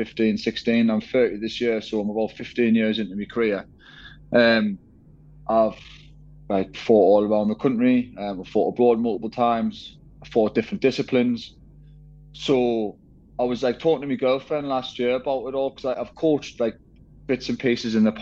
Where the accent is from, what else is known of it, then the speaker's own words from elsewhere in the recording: Sunderland, North East England, United Kingdom; I'm from Sunderland